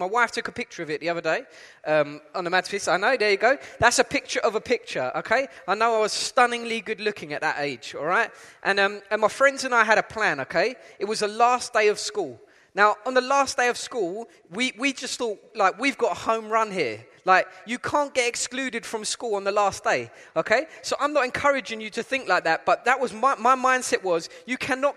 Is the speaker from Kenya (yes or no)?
no; London, United Kingdom; accent: East London; moved away as an adult; also born or lived in Essex; now in Cape Town, South Africa; my accent is from East London. I'm originally from East London.